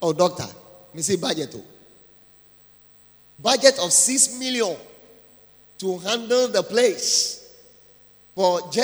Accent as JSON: {"language": "English", "town": "Ada", "region": "Greater Accra", "country": "Ghana", "said": "I'm coming from Ada, and with a song also that we have there"}